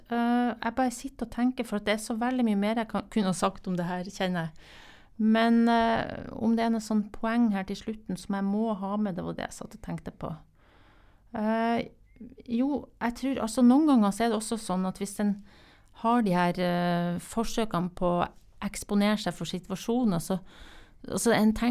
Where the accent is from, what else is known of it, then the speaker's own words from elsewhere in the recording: Northern Norway, Norway; Jeg er fra Nord-Norge, og det er ikke du?